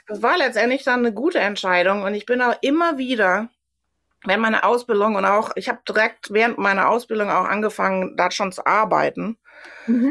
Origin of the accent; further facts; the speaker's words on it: Germany; moved away as an adult; now in New York, United States; für mich dann als Deutsche